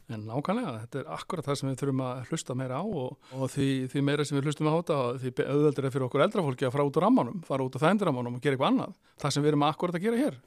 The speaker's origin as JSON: {"language": "Icelandic", "town": "Rif", "region": "Western Region", "country": "Iceland", "tie": "born or raised there", "said": "ég fattur uppalinn á Snæfisnesi og ég er snæfyllingur og ég er mjög stoltur af því, ég er rifsari"}